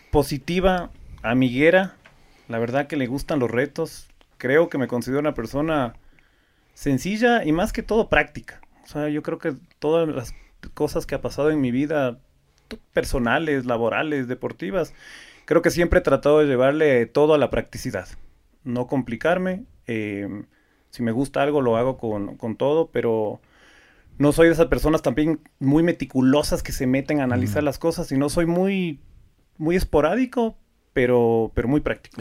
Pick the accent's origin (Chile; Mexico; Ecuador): Ecuador; yo soy el típico ecuatoriano nacido en Ecuador, que mis papás son ecuatorianos